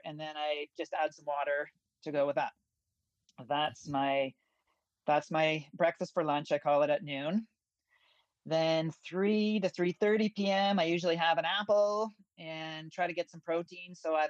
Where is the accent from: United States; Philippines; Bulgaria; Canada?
Canada; Ontario; I'm from Ontario, so I have a meat delivery service once a month.